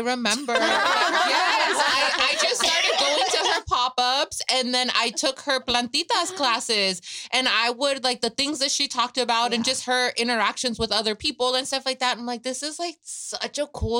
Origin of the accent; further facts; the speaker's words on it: Michoacán, Mexico; I'm from Michoacán.